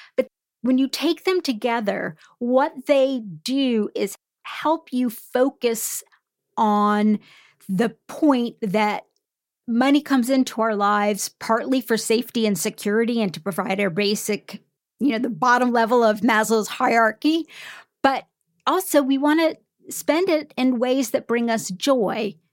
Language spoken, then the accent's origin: English; United States; as an American